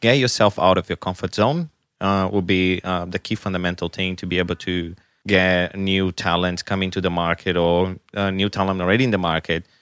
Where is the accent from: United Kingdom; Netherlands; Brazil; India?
Brazil; English is a second language; now in Canberra, Australia; I'm from Brazil.